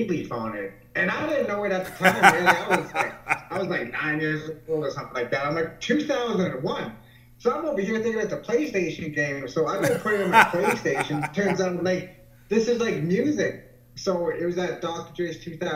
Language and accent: English; Calgary, Alberta, Canada; I'm from Calgary, Alberta. It's in the western part of Canada now